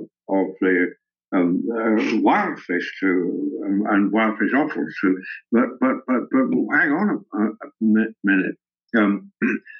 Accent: Scotland, United Kingdom; moved away; also born or lived in Africa / Edinburgh; I was at school at a monastery in the north of Scotland

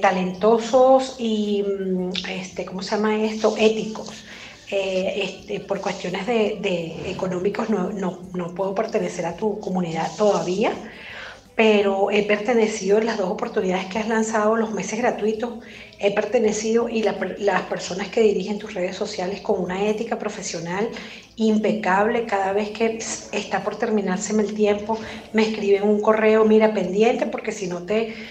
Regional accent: Venezuela; now in Mexico; soy venezolana migrante en México

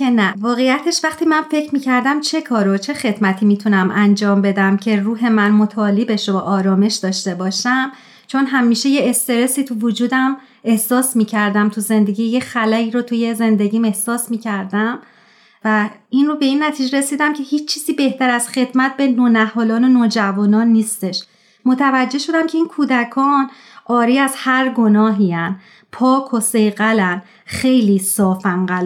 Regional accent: Tehran, Tehran Province, Iran; born there; moved away; در شهر تهران و در یک خانواده پرجمعیت به دنیا اومدم دو تا دختر دارم و با دخترام الان خارج از ایران زندگی میکنم

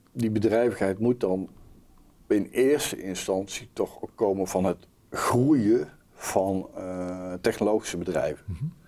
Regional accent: Langstraat, North Brabant, Netherlands; moved away; ik ben van huis uit een Brabo

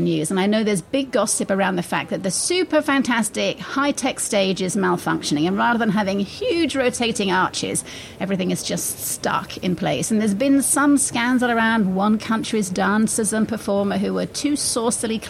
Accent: United Kingdom; as a Brit

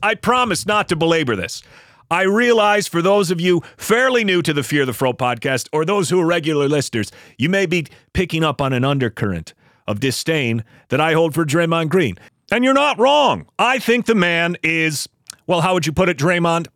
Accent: Buffalo, New York, United States; moved away as an adult; now in Los Angeles, United States; I did relocate to Los Angeles for work purposes, but I grew up in Buffalo, New York

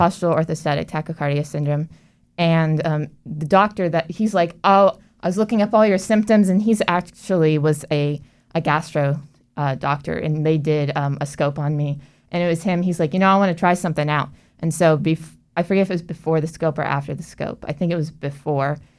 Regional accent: Orlando, Florida, United States; I actually grew up in Orlando and, um, I born and raised

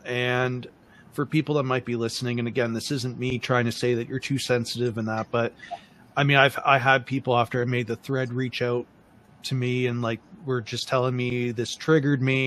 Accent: Windsor, Ontario, Canada; when I was growing up, I grew up in Windsor, Ontario

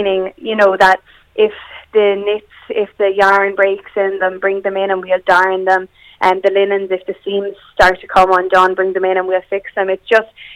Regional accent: Waterford, County Waterford, Ireland; also born or lived in Dublin; I moved home from Dublin down to Waterford

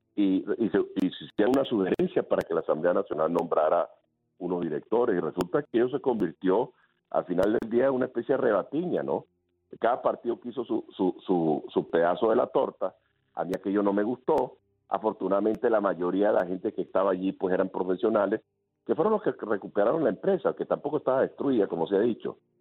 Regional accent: Venezuela; servir a mi país

